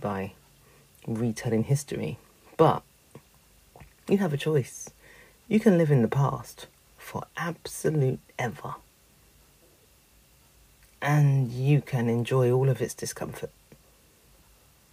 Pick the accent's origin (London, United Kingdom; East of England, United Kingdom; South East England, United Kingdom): London, United Kingdom; I grew up in Peckham. I went to Oliver Goldsmith School